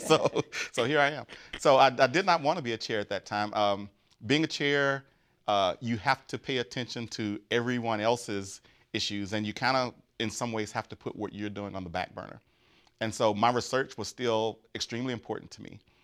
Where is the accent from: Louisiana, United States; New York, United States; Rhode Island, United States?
Louisiana, United States; Grambling; moved away; I'm from Grambling, Louisiana, which is the home of Grambling State University